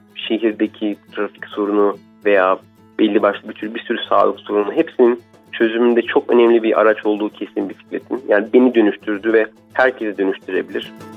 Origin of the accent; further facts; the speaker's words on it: Turkey; ben buralıyım buralıyım